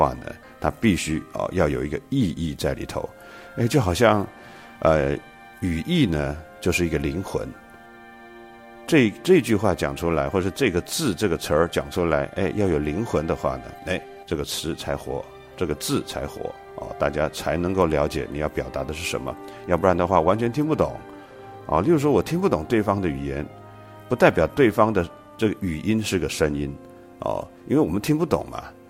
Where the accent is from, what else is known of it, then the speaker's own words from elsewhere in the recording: China; 我们中国人是喜欢玉的，我们说冰清玉洁